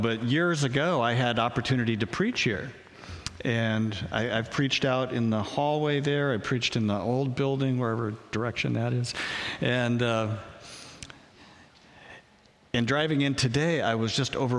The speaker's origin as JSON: {"language": "English", "town": "Spokane", "region": "Washington", "country": "United States", "tie": "born or raised there", "also_born_or_lived": "Portland", "moved": "as an adult", "lives_now": "Grapeview, United States", "said": "I was born in Spokane. I'm a Northwest kid. I was raised in Spokane."}